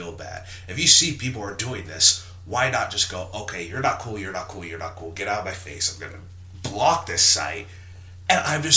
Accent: the South, United States; I'm from the South

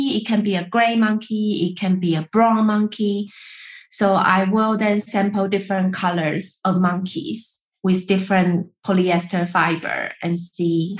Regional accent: Taiwan; I'm from Taiwan. And when I grow up, we eat rice every day

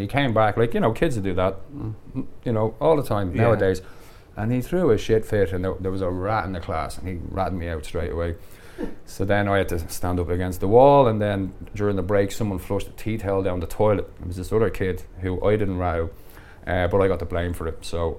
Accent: Dublin, Leinster, Ireland; also born or lived in Carpenterstown / Syria; So I was born in Dublin, grew up in Cardiff in Blanchardstown

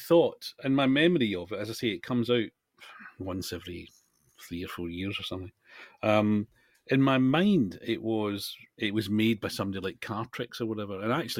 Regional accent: Scotland, United Kingdom; I'm Scottish and I can't do that accent

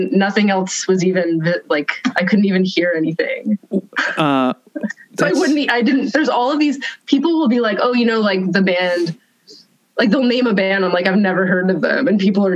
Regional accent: Sudbury, Ontario, Canada; So I grew up in Sudbury, which is a pretty small, like, you know, 100,000 people, Northern Ontario.

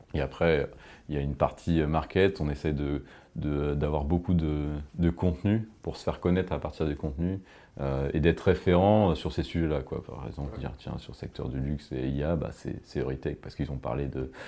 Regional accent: France; on est français

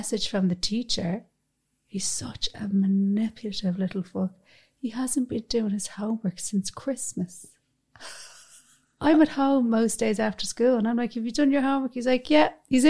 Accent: Ireland; We're proud to be Irish. We live in Ireland

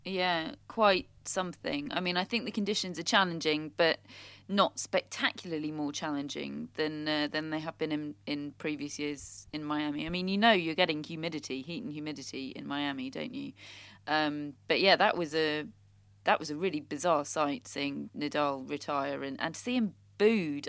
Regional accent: United Kingdom; we're British

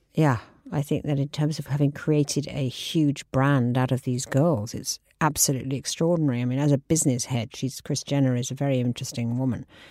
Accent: England, United Kingdom; moved away as an adult; now in New York, United States; I'm a English girl. I mean, I lived here until I was thirty

